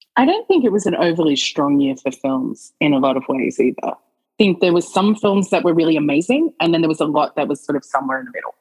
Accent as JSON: {"language": "English", "country": "Australia", "said": "the Australian"}